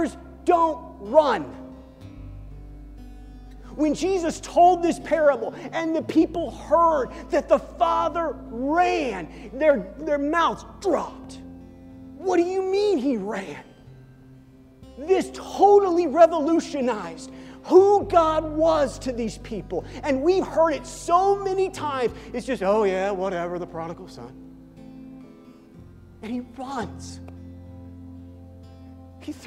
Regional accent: Midwest, United States; moved away; I came from the Midwest

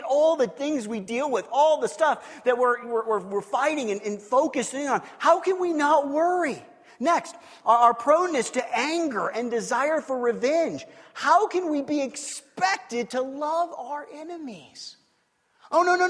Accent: Kansas City, United States; I grew up in the Midwest in Kansas City

